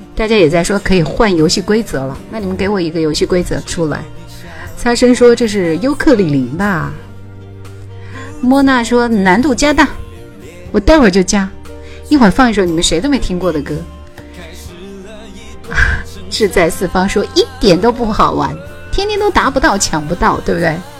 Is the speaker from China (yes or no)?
yes; Hubei, China; 所有人都知道我是湖北的